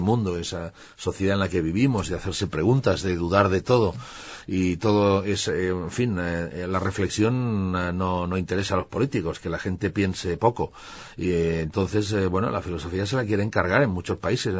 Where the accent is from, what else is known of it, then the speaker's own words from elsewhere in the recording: Barcelona, Catalonia, Spain; Yo nací en Barcelona, pero tengo esa parte rural bastante arraigada